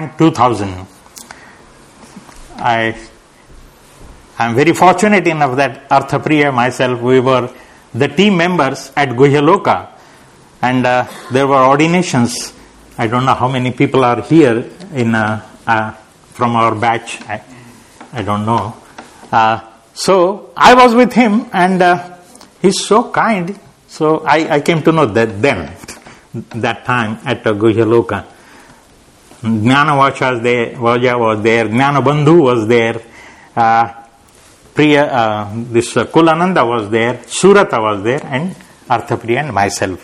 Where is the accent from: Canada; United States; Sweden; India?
India; Nanded, Maharashtra; moved away as an adult; also born or lived in Pune / Hyderabad; I went to my hometown and I started a center there. Then I went to Hyderabad and I started a center there. So my journey was like this, coming to Pune, then going to Nanded